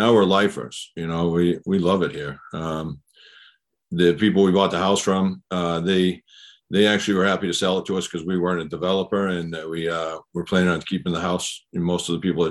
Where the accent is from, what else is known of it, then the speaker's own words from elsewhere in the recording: Scituate, Massachusetts, United States; moved away as an adult; now in Quincy, United States; I grew up in Scituate.